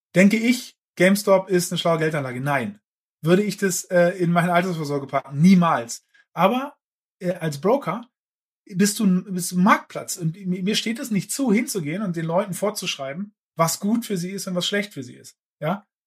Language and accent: German; Germany; also born or lived in Berlin; ich bin ja Berliner, ne? Äh, wie du weißt. Ursprünglich, dann aus Friesland aufgewachsen